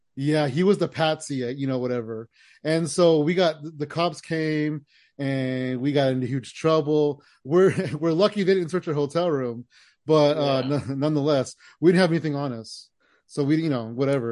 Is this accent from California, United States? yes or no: yes; California, United States; we're from California